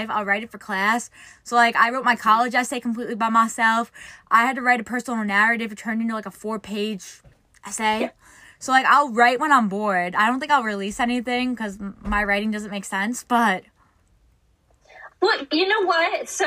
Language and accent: English; New York, United States; so I'm from New York. Many people. I'm from New York, and the New York traffic to get out of like New York is worst, worst probably.